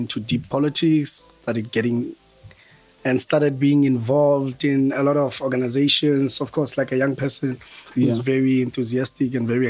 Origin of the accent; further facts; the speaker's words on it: Bloemfontein, Free State, South Africa; moved away as an adult; now in Johannesburg, South Africa; I'm from Bloem. I studied in Bloem. Well, actually, my whole life was in Bloemfontein. So studied at the University of the Free State